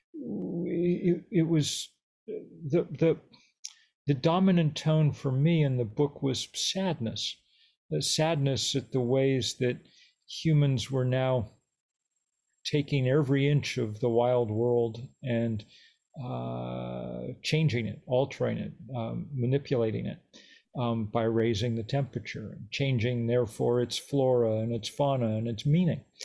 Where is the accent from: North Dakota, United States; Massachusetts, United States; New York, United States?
Massachusetts, United States; Lexington; I grew up in Lexington, Massachusetts